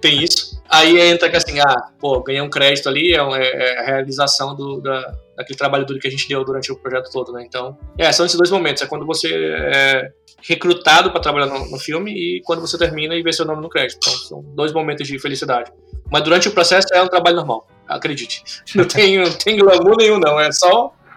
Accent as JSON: {"language": "Portuguese", "country": "Brazil", "also_born_or_lived": "Russia / Dubai", "moved": "as an adult", "lives_now": "Canada", "said": "eu sou brasileiro"}